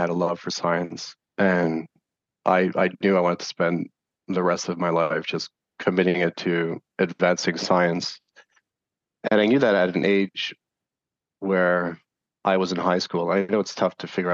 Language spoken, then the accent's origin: English; Montreal, Quebec, Canada; I'm from Montreal